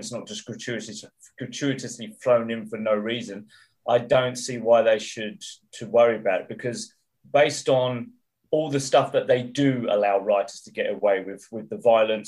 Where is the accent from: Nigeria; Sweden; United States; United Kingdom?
United Kingdom; England; moved away as an adult; now in Middle East; I'm English, I've lived there for many years